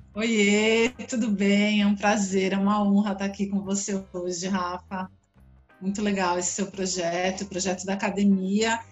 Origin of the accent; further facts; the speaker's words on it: São Paulo, Brazil; eu sou de São Paulo, nasci, sou da Zona Oeste de São Paulo, é uma família grande, morava todo mundo no mesmo bairro